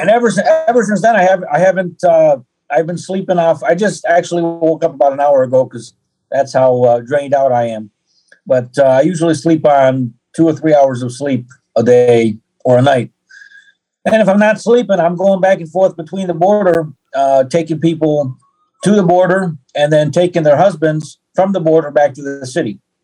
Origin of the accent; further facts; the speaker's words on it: Detroit, Michigan, United States; moved away; also born or lived in Ukraine; I have an American passport. I was born in Detroit, Hudson Hospital